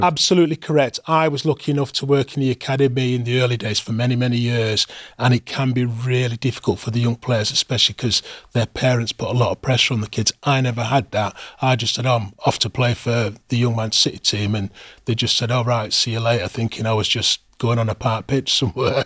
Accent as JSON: {"language": "English", "town": "Manchester", "region": "North West England", "country": "United Kingdom", "tie": "born or raised there", "also_born_or_lived": "Moss Side, Manchester", "said": "I was born in Mos Eider, stone's throw away from the old Main Road Stadium, and my family moved to Levenshurst when I was about three years of age, so, uh, that was where I was sort of brought up as a young child, Levenshurst."}